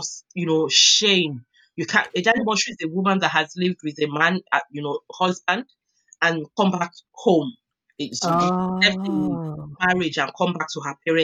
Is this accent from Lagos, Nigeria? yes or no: yes; Lagos, Nigeria; now in Essex, United Kingdom; I'm originally Nigerian, from Isaleko in Lagos State